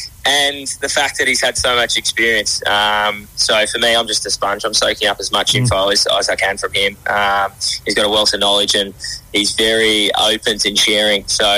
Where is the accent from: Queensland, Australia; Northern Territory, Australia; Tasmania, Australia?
Tasmania, Australia; moved away as an adult; also born or lived in Adelaide; So I'm originally from Tasmania. Yeah. I moved to Adelaide to play a couple of years in the SANFL, and then went back to Tassie and did my university degree as a teacher.